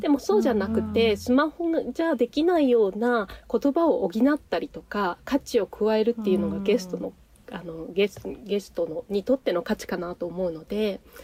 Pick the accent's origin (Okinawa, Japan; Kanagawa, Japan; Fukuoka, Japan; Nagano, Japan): Nagano, Japan; also born or lived in Tokyo; now in Akita, Japan; 長野の出身なんですよ。